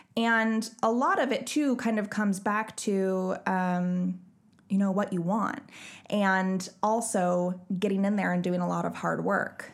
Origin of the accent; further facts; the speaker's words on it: Bellingham, Washington, United States; my hometown of Bellingham